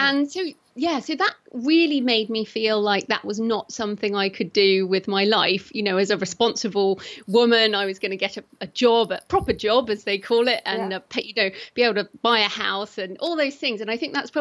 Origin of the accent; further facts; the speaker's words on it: United Kingdom; accent: British; I'm British. So if people are wondering what my accent is, that's what it is